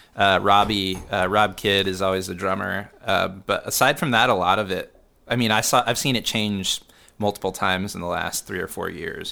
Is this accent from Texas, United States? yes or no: yes; Houston, Texas, United States; moved away as an adult; now in Austin, United States; growing up in Houston